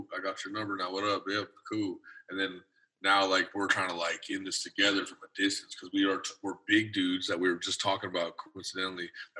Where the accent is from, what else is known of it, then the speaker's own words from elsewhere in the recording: Colorado, United States; I'm from Colorado